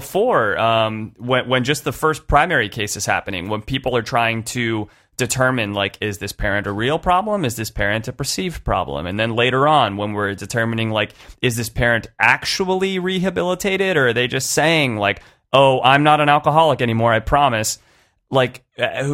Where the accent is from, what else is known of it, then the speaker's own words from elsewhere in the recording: San Francisco, California, United States; I'm from San Francisco